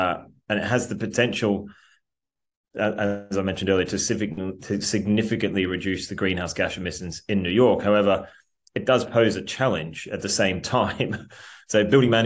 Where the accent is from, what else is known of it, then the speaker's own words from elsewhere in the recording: Australia; now in England; I'm an Australian who lives in England but works in America as well